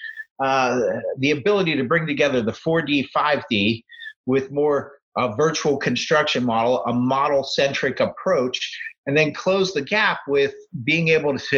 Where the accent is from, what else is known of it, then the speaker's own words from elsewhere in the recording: Pittsburgh, Pennsylvania, United States; I grew up in Pittsburgh, went to Penn State